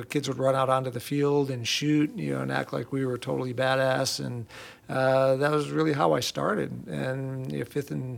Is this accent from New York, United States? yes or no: yes; Camillus, New York, United States; moved away as an adult; also born or lived in Ithaca, New York; now in Houston, United States; I grew up in Camillus, a suburb of Syracuse